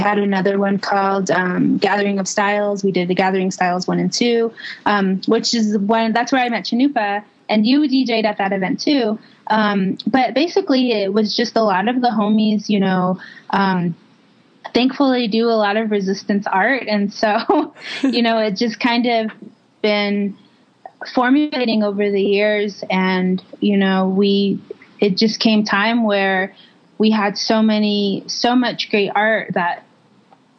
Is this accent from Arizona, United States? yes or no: yes; St. Michaels, Arizona, United States; from St. Michael's, Arizona